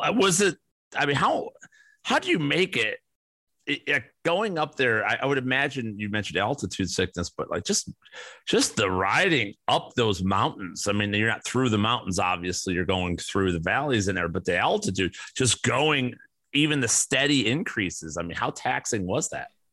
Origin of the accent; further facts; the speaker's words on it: Chicago, Illinois, United States; growing up in Chicago